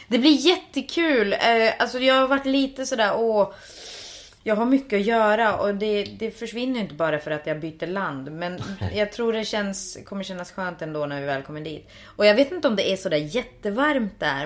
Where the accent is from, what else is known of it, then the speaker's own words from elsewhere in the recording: Finland; Jag är ju finsk